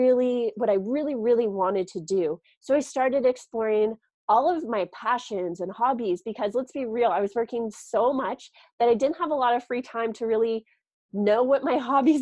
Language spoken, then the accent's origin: English; Canada; moved away as an adult; also born or lived in Toronto; I'm originally from Canada